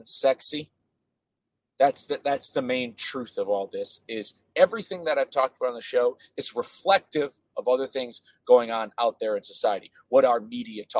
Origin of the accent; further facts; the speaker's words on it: United States; I'm an American, I'm a patriot, and I care about my country